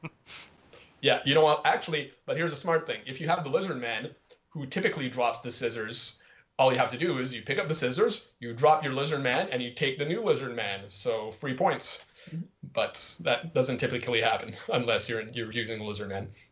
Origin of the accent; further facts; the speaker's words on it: Montreal, Quebec, Canada; I'm from Quebec, like the province of Quebec, but technically I'm from Montreal.